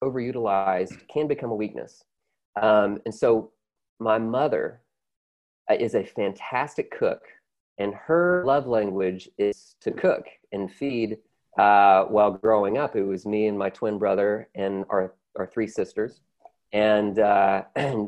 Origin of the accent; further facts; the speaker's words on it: the South, United States; I'm from the South, so I'm very grateful for my, you know, conservative upbringing